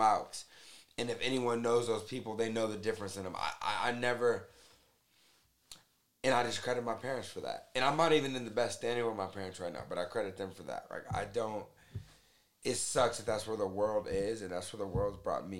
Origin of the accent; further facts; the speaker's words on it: Las Vegas, Nevada, United States; growing up in Vegas